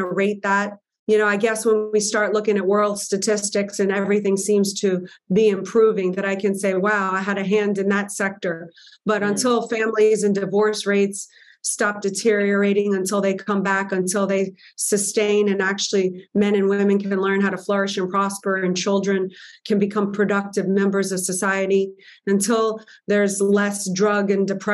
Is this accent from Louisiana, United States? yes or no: yes; New Orleans, Louisiana, United States; I'm a girl from New Orleans